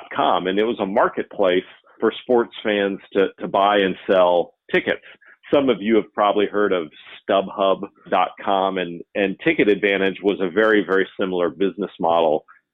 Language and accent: English; right outside of Orlando, Florida, United States; I grew up right outside of Orlando